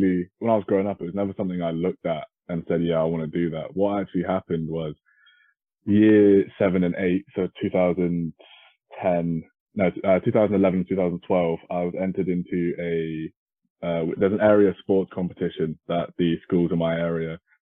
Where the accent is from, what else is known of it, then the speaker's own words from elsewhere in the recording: United Kingdom; I am a British high jumper, currently ranked number one in the rankings.